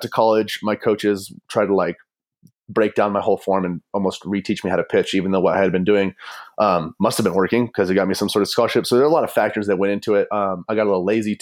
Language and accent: English; Fort Collins, Colorado, United States; also born or lived in Fargo, North Dakota; I'm from Fort Collins